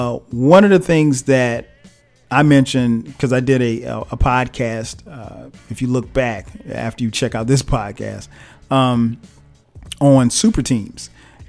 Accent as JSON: {"language": "English", "town": "Atlanta", "region": "Georgia", "country": "United States", "tie": "born or raised there", "said": "even my hometown Hawks"}